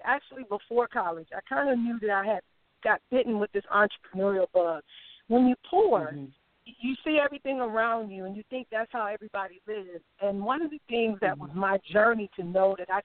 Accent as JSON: {"language": "English", "town": "Cleveland", "region": "Ohio", "country": "United States", "tie": "born or raised there", "said": "I'm a homegirl from Cleveland, Ohio"}